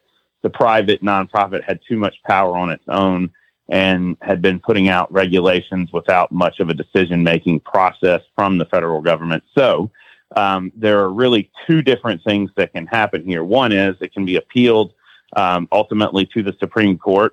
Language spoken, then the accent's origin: English; Alabama, United States; now in Washington, D.C., United States; my home state of Alabama